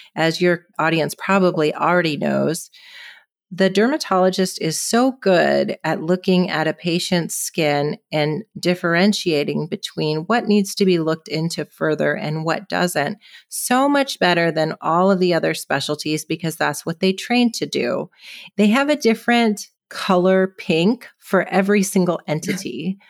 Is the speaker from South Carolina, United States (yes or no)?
no; California, United States; also born or lived in Seattle, Washington / Boston, Massachusetts / San Francisco, California; now in San Luis Obispo, United States; I was born on the West Coast in Seattle and I grew up in California